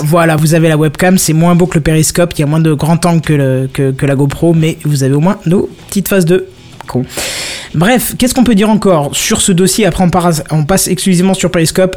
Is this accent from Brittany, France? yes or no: no; Moselle and Alsace, Grand Est, France; on vient de Moselle et Alsace principalement.